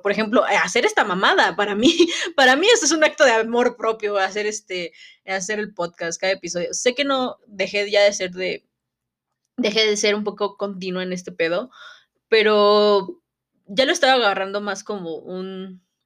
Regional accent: Mexico

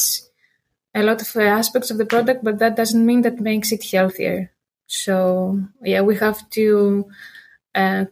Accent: Greece; moved away as an adult; now in Maastricht, Netherlands; I am from Greece. Yeah, I was growing there

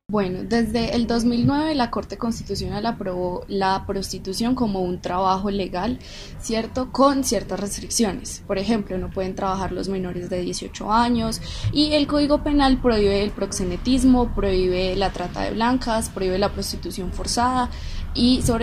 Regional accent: Antioquia, Colombia; nosotros fuimos criados con base en ese tipo de preceptos religiosos, pues para nosotros como sociedad antioqueña es muy difícil aceptar este tipo de trabajos.

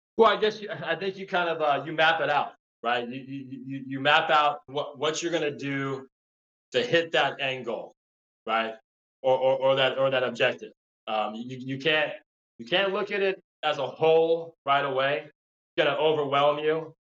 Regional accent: La Crescenta, California, United States; grew up in southern california um, la crescenta which is uh, a small suburb city in, in, la, or in california

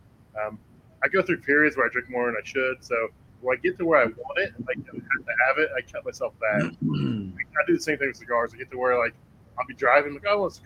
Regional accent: Anderson, Indiana, United States; born or raised there

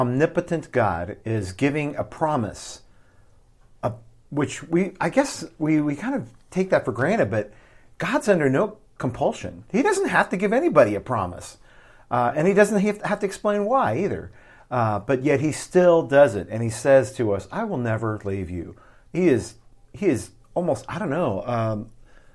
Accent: Midwest, United States; now in Southwest, United States; as a Midwesterner and now as a Southwesterner

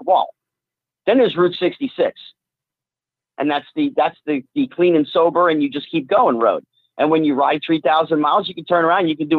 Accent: central New Jersey, United States; I grew up in New Jersey. I didn't grow up in Hollywood in L.A. I grew up, you know, central New Jersey

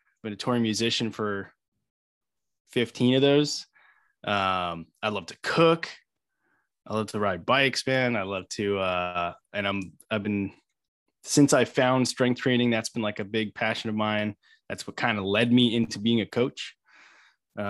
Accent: Long Island, New York, United States; I am born and bred in New York, grew up on Long Island

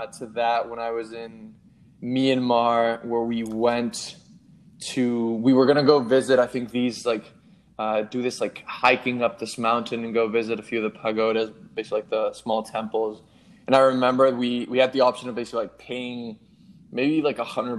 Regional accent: Madrid, Community of Madrid, Spain; also born or lived in Melbourne, Australia; now in New York, United States; I grew up in Madrid, then spent some time in like Melbourne and now in New York.

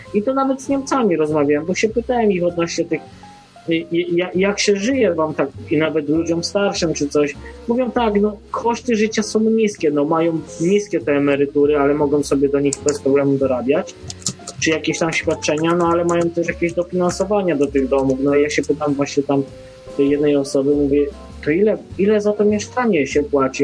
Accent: Poland; moved away as an adult; now in Ireland; ja nie po to wyjechałem z Polski

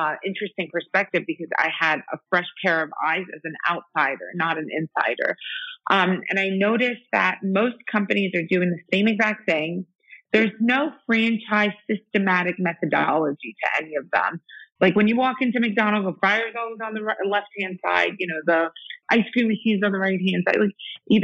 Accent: Iran; moved away; I'm from Iran

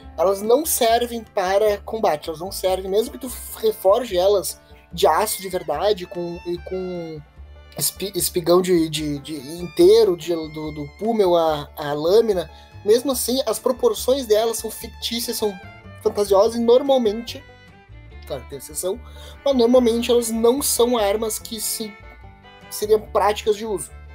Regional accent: Brazil; accent: Brazilian; o nosso sotaque brasileiro

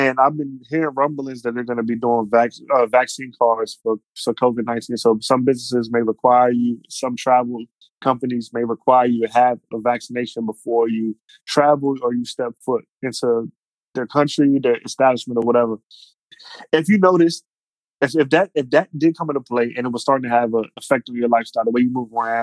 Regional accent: United States; we're American, man, we like are afforded so many freedoms

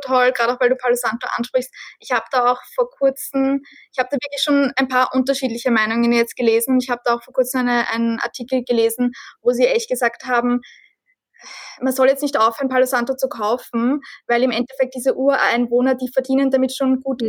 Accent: Austria; Bei uns in Österreich

